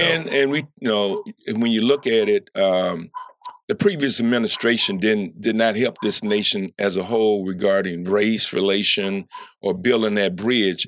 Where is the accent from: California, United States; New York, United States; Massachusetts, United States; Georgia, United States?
Georgia, United States; Columbus; now in Kankakee, United States; I grew up in Columbus, Georgia.